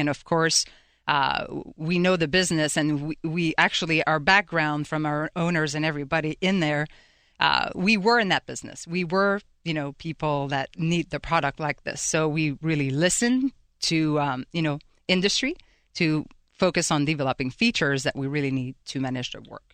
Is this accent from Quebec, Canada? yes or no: yes; Quebec City, Quebec, Canada; moved away as an adult; now in Pittsburgh, United States; I'm originally from Quebec City in Canada